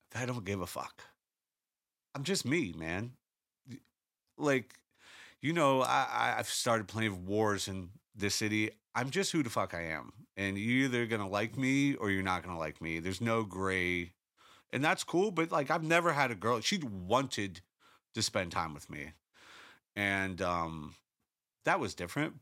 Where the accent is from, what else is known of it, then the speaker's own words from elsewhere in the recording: Pittsburgh, Pennsylvania, United States; I'm from Pittsburgh